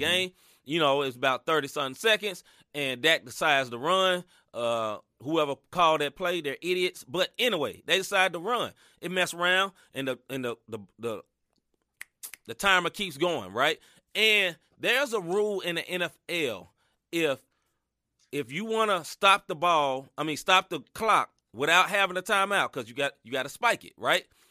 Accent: Tennessee, United States; I'm from Tennessee

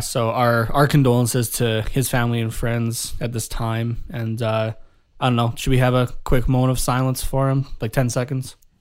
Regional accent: Canada; being Canadian

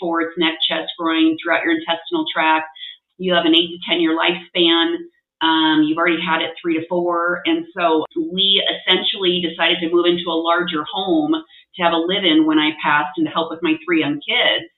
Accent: Nebraska, United States; moved away as an adult; now in Utah, United States; I'm not from Utah. I'm from Nebraska, of all places. And so we moved with my husband kind of all over the U.S., landed in Utah.

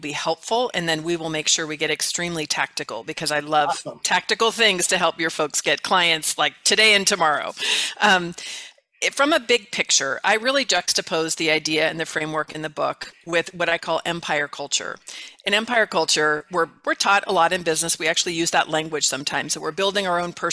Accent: California, United States; moved away as an adult; now in Mesa, United States; I'm from California originally

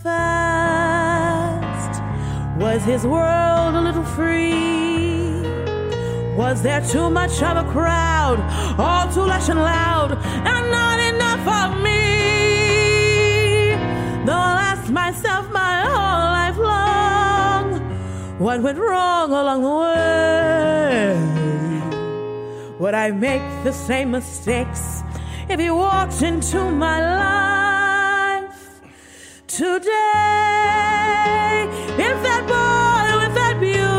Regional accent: Miami, Florida, United States; moved away; I'm originally from Miami

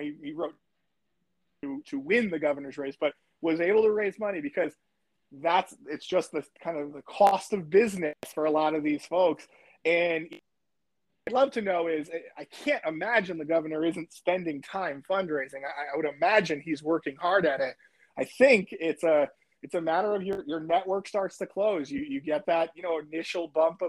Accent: Connecticut, United States; moved away; My hometown in Connecticut

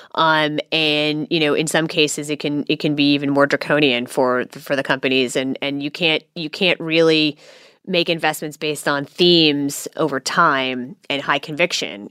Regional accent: Silicon Valley, California, United States; now in Australia; I grew up in Silicon Valley

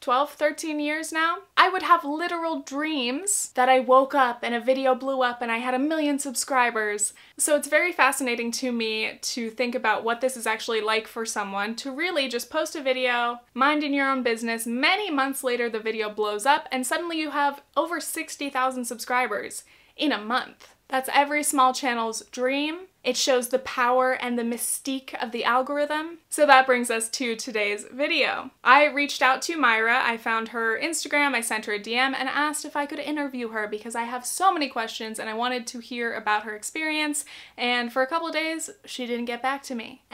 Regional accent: Arizona, United States; I am from Arizona. Turquoise reminds me of my grandma, it reminds me of home, it reminds me of the desert

